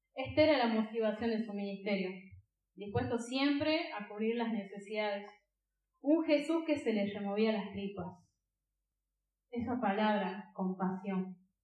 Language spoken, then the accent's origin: Spanish; Catamarca, Argentina; Yo soy de Catamarca.